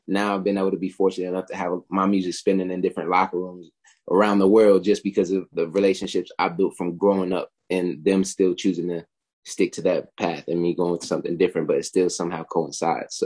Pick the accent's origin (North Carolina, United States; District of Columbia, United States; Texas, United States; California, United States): North Carolina, United States; Charlotte; I moved to Charlotte in, I say, like 2007, 2006. So I was in Charlotte the majority of my, like, high school